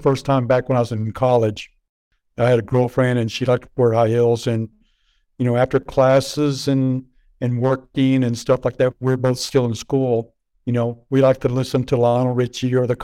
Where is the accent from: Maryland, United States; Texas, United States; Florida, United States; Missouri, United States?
Texas, United States; Lubbock; I grew up in Lubbock, Texas, which is a very cowboy type